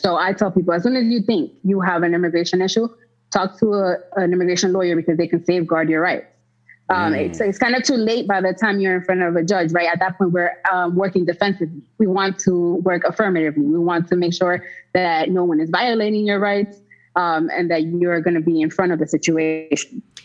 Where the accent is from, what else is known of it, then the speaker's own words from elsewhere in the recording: United States; I was born in the United States to Dominican parents